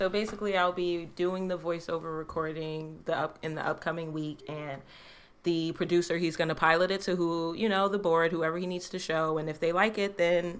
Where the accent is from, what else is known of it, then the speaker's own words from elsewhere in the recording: New York City, New York, United States; accent: Bronx; my like Bronx accent